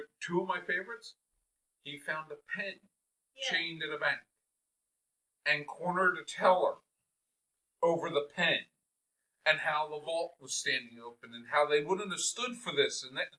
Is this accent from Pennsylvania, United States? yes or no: yes; Philadelphia, Pennsylvania, United States; my hometown